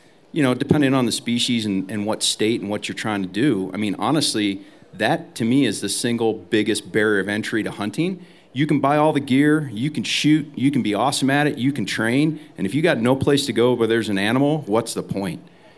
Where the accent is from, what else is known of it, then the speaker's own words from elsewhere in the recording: Ohio, United States; also born or lived in Alaska; now in Montana, United States; I grew up in Ohio